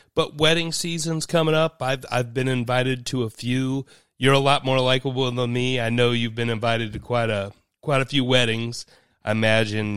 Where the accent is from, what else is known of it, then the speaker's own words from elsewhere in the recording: Dayton, Ohio, United States; I'm from Dayton.